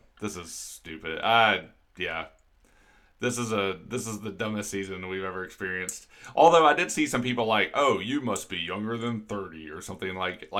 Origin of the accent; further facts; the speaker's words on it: United States; there's only so many opportunities we have as American.